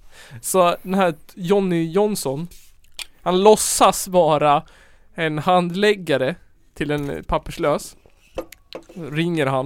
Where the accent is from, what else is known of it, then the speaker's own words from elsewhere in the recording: Tensta, Stockholm County, Sweden; Jag är från Tensta.